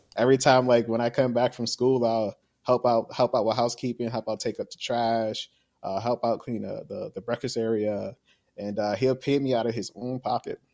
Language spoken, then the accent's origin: English; New Jersey, United States; moved away as an adult; now in Florida, United States; I'm actually from New Jersey. Okay. Yeah born and raised in Jersey